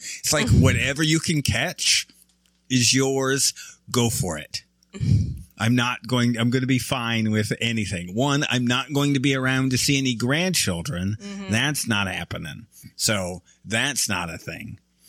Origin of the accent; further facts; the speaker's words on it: Michigan, United States; I'm from Michigan.